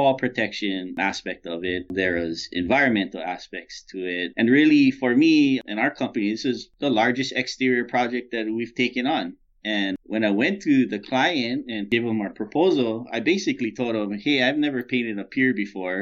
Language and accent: English; Hawaii, United States; moved away; I'm from Hawaii, so, you know, we're pretty easygoing